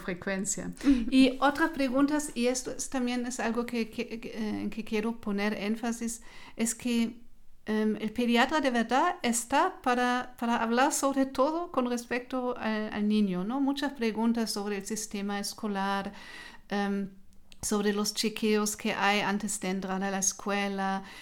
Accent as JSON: {"language": "Spanish", "region": "Hesse", "country": "Germany", "tie": "born or raised there", "also_born_or_lived": "Marburg / Kassel", "second_language": "Spanish", "moved": "as an adult", "lives_now": "Nuremberg, Germany", "said": "yo nací en otra región, en Alemania, en, eh, el departamento de Hessen"}